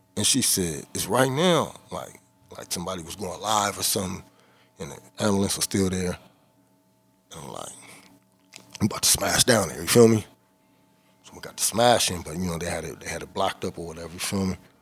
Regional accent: Inglewood, California, United States; where I'm from, uh, I'm from Inglewood, and uh, we on the north side of Inglewood

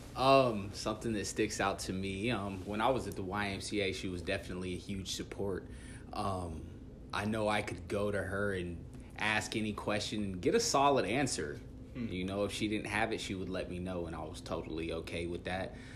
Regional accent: Dodge City, Kansas, United States; moved away as an adult; also born or lived in Dumas, Texas / Guymon, Oklahoma / Spain; now in Sioux Falls, United States; was born and raised in Dodge City, Kansas.

